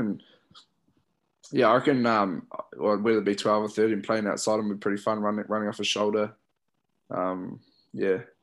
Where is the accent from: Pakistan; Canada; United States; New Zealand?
New Zealand; Christchurch, Canterbury; growing up in Christchurch, watching the Crusaders a lot